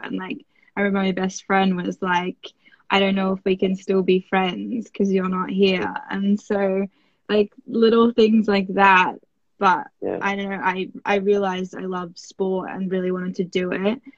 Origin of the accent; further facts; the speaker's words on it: Australia; I am an Australian Winter Olympian.